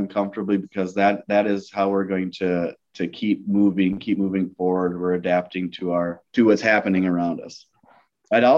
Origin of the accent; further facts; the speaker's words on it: Tacoma, Washington, United States; I was born in Tacoma, Washington, near a base. But my father retired when I was 3 years old